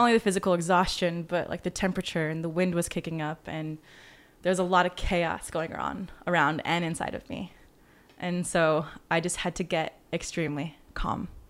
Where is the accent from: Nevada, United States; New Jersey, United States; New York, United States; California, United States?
Nevada, United States; Las Vegas; moved away as an adult; also born or lived in Georgia; now in Los Angeles, United States; living in Las Vegas